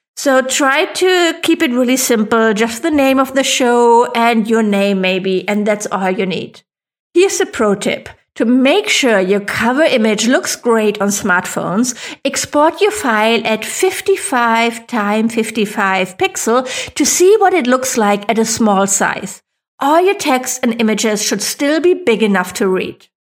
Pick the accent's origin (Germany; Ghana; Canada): Germany; accent: German; English is a second language; I am not a native English speaker, I was worried that my funny German accent would be off-putting